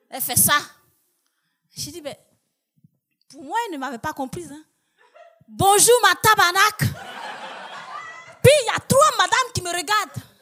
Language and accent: French; Côte d’Ivoire; moved away as an adult; now in Quebec, Canada; chez nous, en Côte d'Ivoire